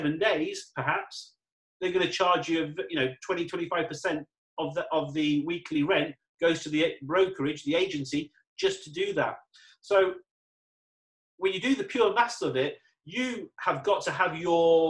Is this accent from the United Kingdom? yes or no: yes; England, United Kingdom; now in Dubai, United Arab Emirates; I'm English, so do I go back to England where it's great, it's wet